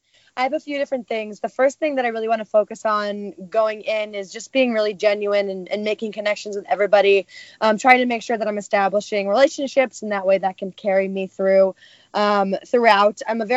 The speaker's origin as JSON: {"language": "English", "region": "New York", "country": "United States", "lives_now": "Los Angeles, United States", "said": "I'm 25 years old. I'm from New York, but live in Los Angeles now, and I work in social media marketing."}